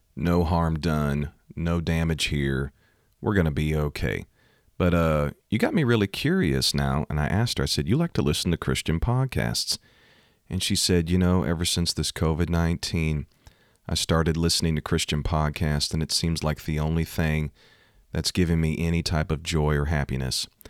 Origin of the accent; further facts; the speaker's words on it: Missouri, United States; Missouri, my home state